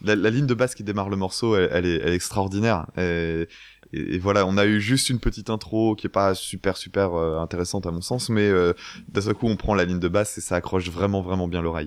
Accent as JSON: {"language": "French", "country": "France"}